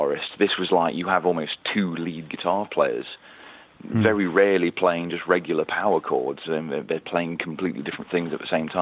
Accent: Nottingham, East Midlands, United Kingdom; Nottingham Rock City, which is my hometown

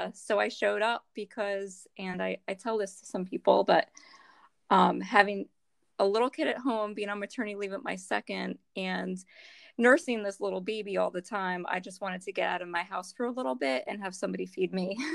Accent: Northeast, United States; now in Delaware, United States; We're both from the Northeast

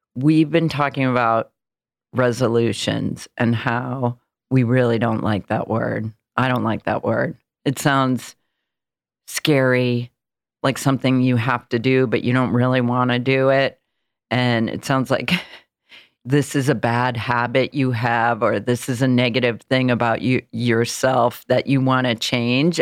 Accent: Illinois, United States; now in New York, United States; I'm from Illinois, I'm from a small town

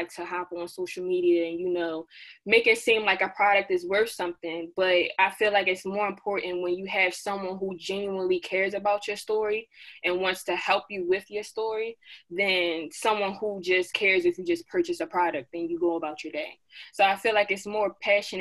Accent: Baltimore, Maryland, United States; I hail all the way from Baltimore, Maryland

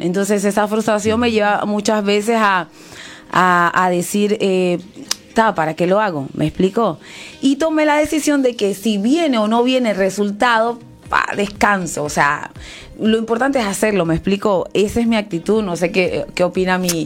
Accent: Venezuela; soy venezolana, te voy a decir la Isla Margarita

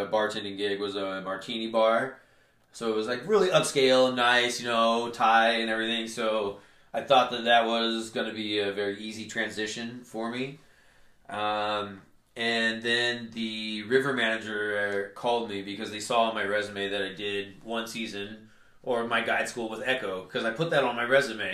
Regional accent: Cave Junction, Oregon, United States; now in Grants Pass, United States; I grew up in a really small town called Cave Junction. It is located in southern Oregon

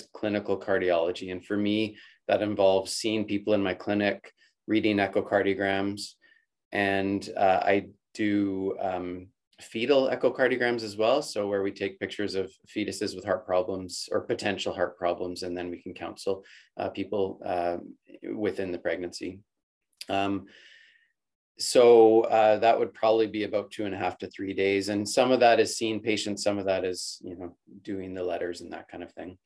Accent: Calgary, Alberta, Canada; I'm born and raised in Calgary, and I did my undergraduate degree there

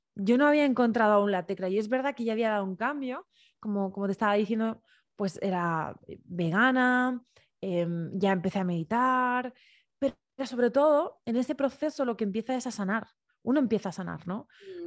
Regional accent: Alicante, Valencian Community, Spain; yo soy de Alicante, nací en un pueblito

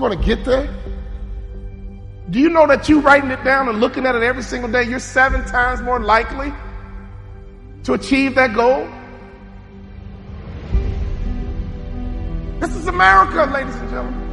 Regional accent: Chicago, Illinois, United States; I'm from Chicago.

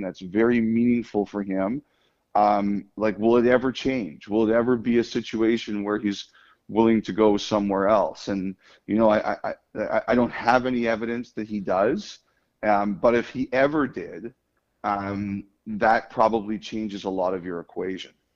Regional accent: Toronto, Ontario, Canada; I grew up in Toronto

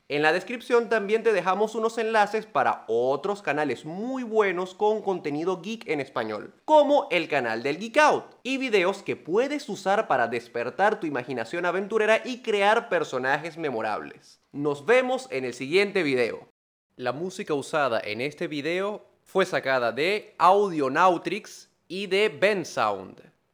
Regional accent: Venezuela; somos venezolanos

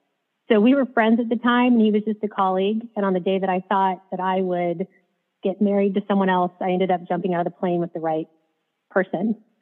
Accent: Missouri, United States; I grew up in Missouri, spent most of my formative years there. I'm the third child of four. I went to school in Missouri in a very small town, very rural America, 1,200 people, went to a bigger school nearby

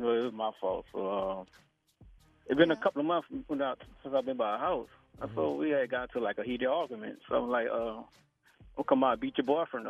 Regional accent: New Orleans, Louisiana, United States; I'm from New Orleans.

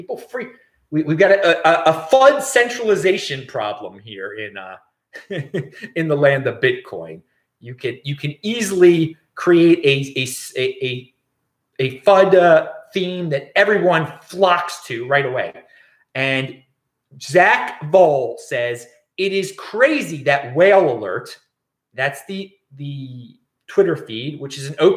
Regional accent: Baltimore, Maryland, United States; now in West Coast, United States; I'm from Baltimore

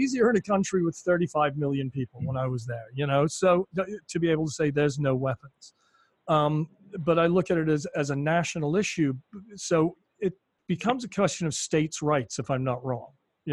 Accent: United Kingdom; moved away; I grew up in Britain

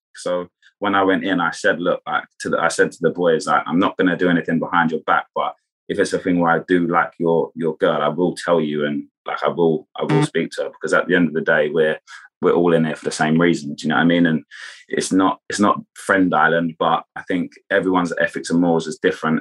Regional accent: Kent, South East England, United Kingdom; I'm from Kent in England, which is just outside of London.

